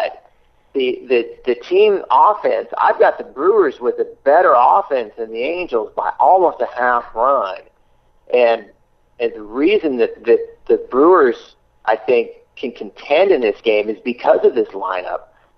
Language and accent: English; Slovenia; I'm from Slovenia.